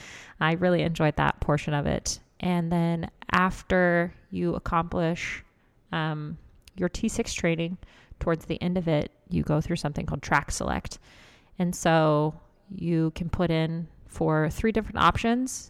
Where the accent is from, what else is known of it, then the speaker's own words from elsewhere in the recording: Lawrence, Kansas, United States; I'm from Lawrence, Kansas.